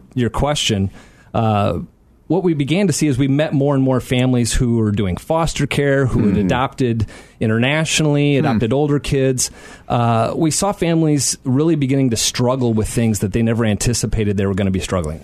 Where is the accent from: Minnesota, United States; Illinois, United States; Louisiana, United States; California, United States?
Illinois, United States; Aurora; I grew up in Aurora, not too far from here